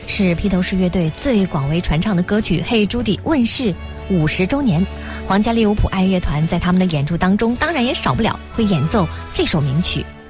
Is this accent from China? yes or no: yes; China; 我们中国人